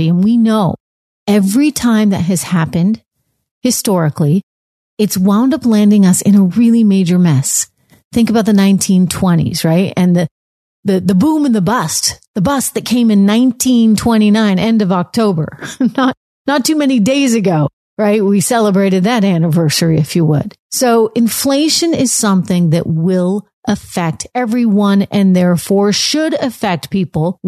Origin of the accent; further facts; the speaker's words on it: New Hampshire, United States; moved away; I grew up in New Hampshire, born and raised